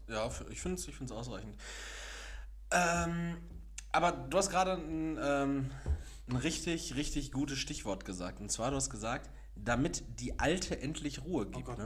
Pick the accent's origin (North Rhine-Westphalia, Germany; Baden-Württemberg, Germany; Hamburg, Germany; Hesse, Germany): North Rhine-Westphalia, Germany; Castrop-Rauxel; now in Gelsenkirchen, Germany; ich komme aus Kastrop-Rauxel